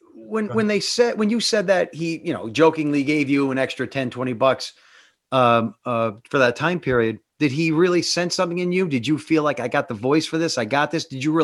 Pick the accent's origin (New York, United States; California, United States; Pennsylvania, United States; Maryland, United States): Pennsylvania, United States; Northeastern Pennsylvania coal region, United States; accent: coal cracker; I'm proud of my coal cracker accent.